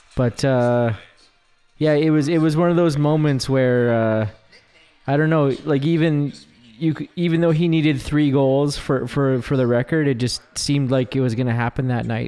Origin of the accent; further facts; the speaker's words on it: Stonewall, Manitoba, Canada; growing up in Stonewall